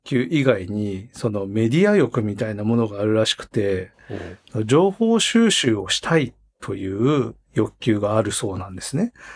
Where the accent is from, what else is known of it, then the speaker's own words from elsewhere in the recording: Hokkaido, Japan; now in Tokyo, Japan; 僕は北海道生まれで今東京住んでて